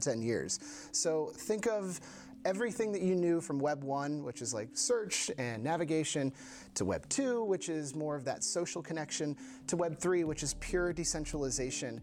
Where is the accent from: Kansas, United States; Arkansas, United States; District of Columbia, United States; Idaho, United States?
District of Columbia, United States; Washington; moved away as an adult; now in Copenhagen, Denmark; I'm originally from Washington, D.C., but I've been living here in Copenhagen, Denmark for almost 7 years now.